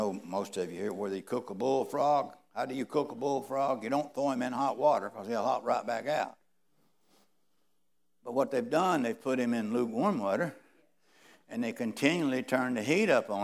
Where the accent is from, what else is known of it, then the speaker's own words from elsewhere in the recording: United States; I was born in America